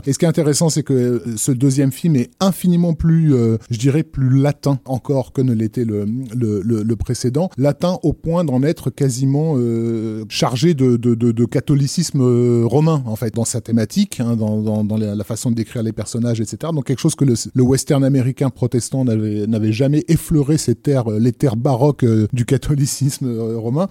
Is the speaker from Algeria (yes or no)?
yes; Algiers, Algiers Province, Algeria; moved away; je suis né à, à Alger